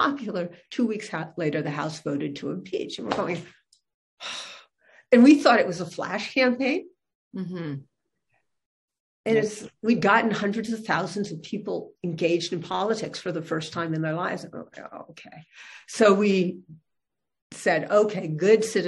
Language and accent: English; Berkeley, California, United States; I was born in Berkeley, California. That's where I grew up